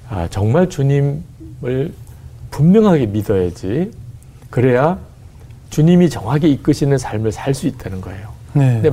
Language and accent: Korean; Busan, South Korea; accent: Busan dialect; 제가 {S1} 이제 출신이 부산 출신이다 보니까